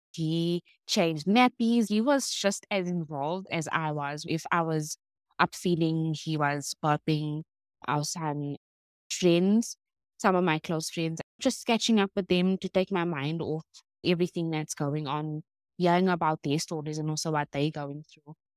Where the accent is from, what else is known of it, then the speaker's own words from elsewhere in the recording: Cape Town, Western Cape, South Africa; I grew up in Claremont